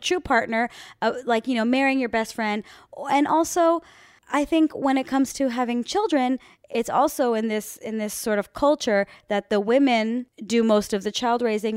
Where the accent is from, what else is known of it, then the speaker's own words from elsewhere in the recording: Miami, Florida, United States; moved away; the girls that I grew up with back in Winston Park in Miami, Florida